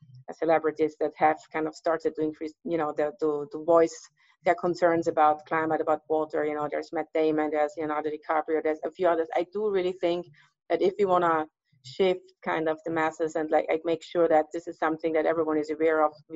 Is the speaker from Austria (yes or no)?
yes; Graz, Styria, Austria; now in California, United States; where I grew up in Austria, in Styria